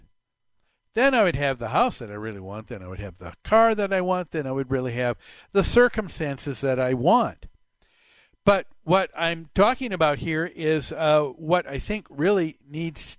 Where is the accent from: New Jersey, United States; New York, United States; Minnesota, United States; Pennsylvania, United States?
Minnesota, United States; Plymouth; the house that we grew up on Medicine Lake in Plymouth in the mid-60s